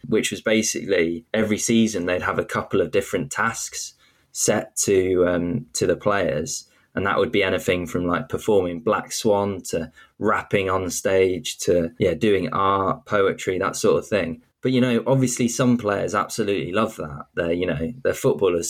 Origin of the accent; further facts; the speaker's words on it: York, Yorkshire and the Humber, United Kingdom; I'm from York